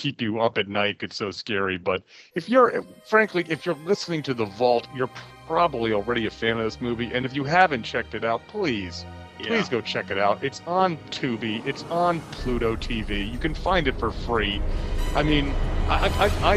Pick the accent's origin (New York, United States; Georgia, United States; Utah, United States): New York, United States; now in South Carolina, United States; Where Jay and I grew up, Channel 11, the Honeymooners were on every night for my entire childhood. When I moved to South Carolina from New York